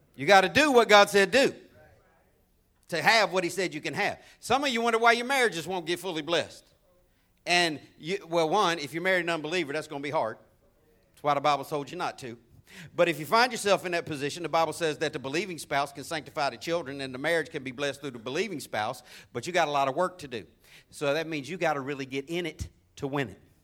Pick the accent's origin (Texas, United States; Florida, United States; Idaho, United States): Florida, United States; as a kid growing up in Florida